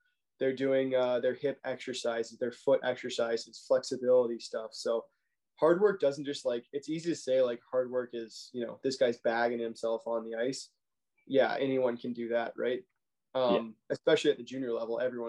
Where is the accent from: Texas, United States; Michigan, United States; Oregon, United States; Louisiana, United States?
Texas, United States; Arlington; also born or lived in Ohio; I'm from Arlington, Texas, right outside Dallas. Grew up a Stars fan